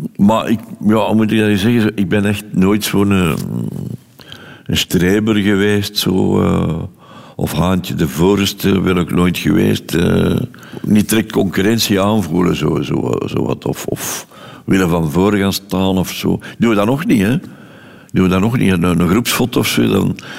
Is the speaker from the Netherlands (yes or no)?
no; Londerzeel, Flanders, Belgium; ik ben geboren in Londerzeel op 13 juli 1940